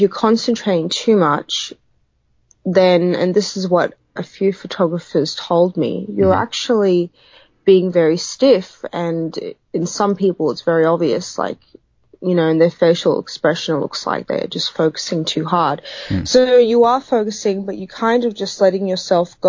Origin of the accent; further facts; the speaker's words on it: Sydney, New South Wales, Australia; I'm originally from Sydney